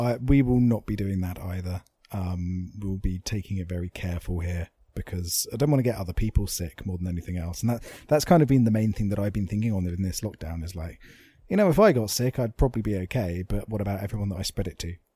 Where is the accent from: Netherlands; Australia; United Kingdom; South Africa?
United Kingdom; England; as English people